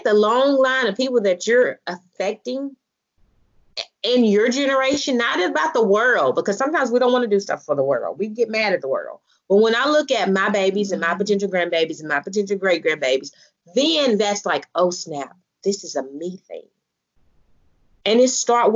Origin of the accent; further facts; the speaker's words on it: Selma, Alabama, United States; I'm from Salem now, the heart of the black belt